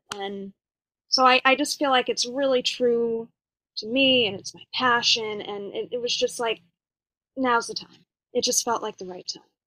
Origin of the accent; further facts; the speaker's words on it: East Coast, United States; now in Los Angeles, United States; I am originally from the East Coast